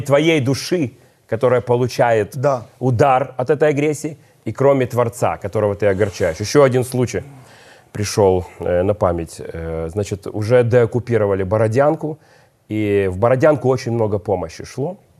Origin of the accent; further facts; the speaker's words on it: Odesa, Odesa Oblast, Ukraine; я одессит